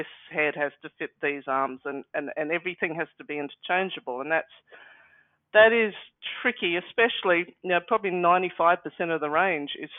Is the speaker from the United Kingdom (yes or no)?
no; Australia; being Australian